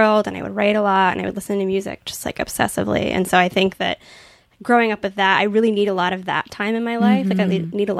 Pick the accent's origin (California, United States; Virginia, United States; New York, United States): Virginia, United States; Virginia Beach; I grew up in Virginia Beach